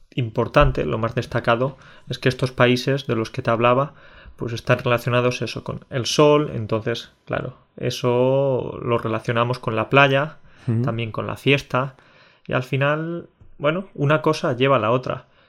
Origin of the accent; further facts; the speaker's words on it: Spain; decimos que somos españoles